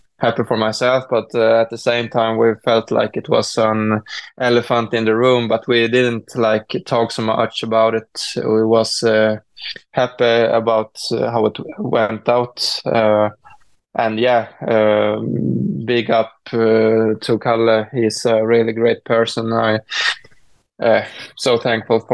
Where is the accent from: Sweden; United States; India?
Sweden; I'm a skier from Sweden